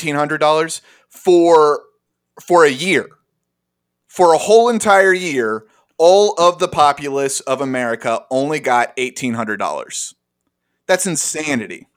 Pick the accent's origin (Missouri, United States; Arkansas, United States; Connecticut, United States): Arkansas, United States; all three of us grew up together in arkansas